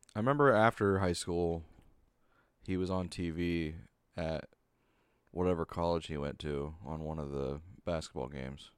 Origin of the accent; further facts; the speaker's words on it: United States; I'm from America